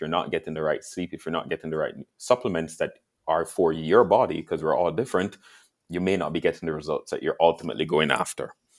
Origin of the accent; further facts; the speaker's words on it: Jamaica; now in Canada; I grew up in Jamaica